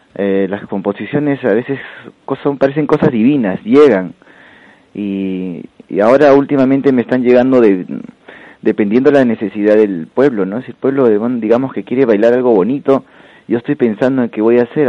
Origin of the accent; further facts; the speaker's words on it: Huancayo, Junín, Peru; now in Spain; la, la, provincia donde yo vengo es de Huancayo